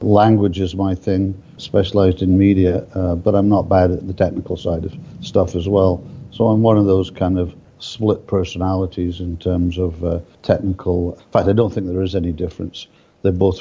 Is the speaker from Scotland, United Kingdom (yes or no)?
yes; Edinburgh, Scotland, United Kingdom; now in Canada; I live in Canada, have done for many years, but I was brought up in Edinburgh